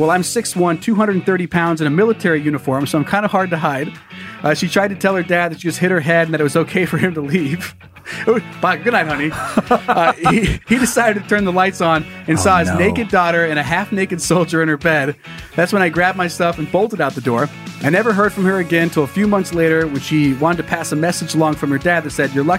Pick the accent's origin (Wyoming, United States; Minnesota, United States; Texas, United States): Wyoming, United States; I got back to my home state of Wyoming and got into my unit